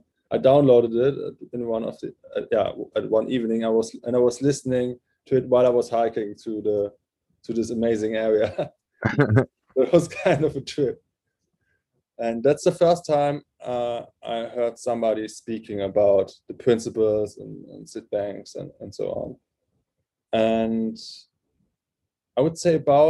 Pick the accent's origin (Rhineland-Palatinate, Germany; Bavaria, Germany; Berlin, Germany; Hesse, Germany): Hesse, Germany; near Frankfurt; first language German; English is a second language; he lived in Frankfurt at this time, and that was kind of close to my hometown